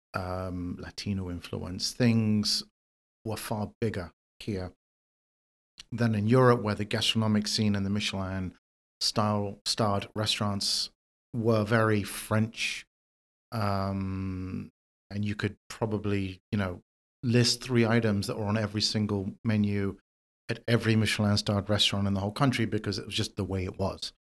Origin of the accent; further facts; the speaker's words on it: London, United Kingdom; moved away as an adult; now in New York City, United States; I am originally from London, from the U K. Um, I grew up there